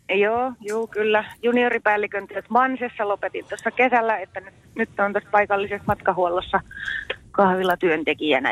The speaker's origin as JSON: {"language": "Finnish", "town": "Hämeenkyrö", "region": "Pirkanmaa", "country": "Finland"}